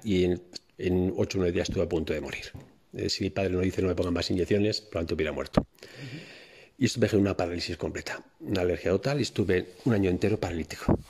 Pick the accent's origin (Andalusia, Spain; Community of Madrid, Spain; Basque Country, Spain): Basque Country, Spain; Bilbao; also born or lived in Cáceres province; yo llegué a Bilbao con unos meses realmente nací en Cáceres, en un pueblito de Cáceres, pero nada, con unos meses llegué a Bilbao, por lo tanto yo he vivido toda mi vida en Bilbao, es, donde yo me, he crecido y me he desarrollado.